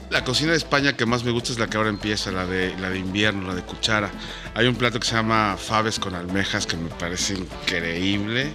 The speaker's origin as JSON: {"language": "Spanish", "country": "Mexico", "moved": "as an adult", "lives_now": "Madrid, Spain", "said": "como mexicanos"}